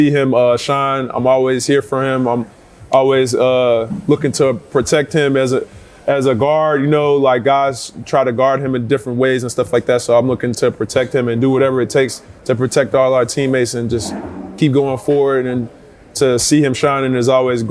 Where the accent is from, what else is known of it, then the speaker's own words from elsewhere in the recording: Texas, United States; accent: Southern; I'm from Texas, so I'm from the South. I got Southern, everything about South.